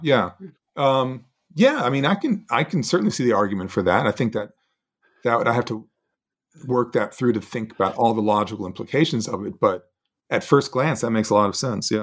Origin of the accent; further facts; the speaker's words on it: Montgomery, Alabama, United States; we would have broken the colorline of Montgomery Academy